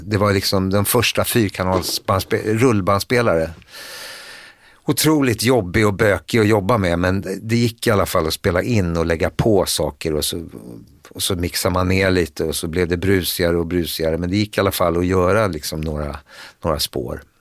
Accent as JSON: {"language": "Swedish", "town": "Stockholm", "region": "Stockholm County", "country": "Sweden", "tie": "born or raised there", "said": "Vi flyttade in till, ifrån Hagsätra till Södermalm 1971. Jag skulle fylla 13."}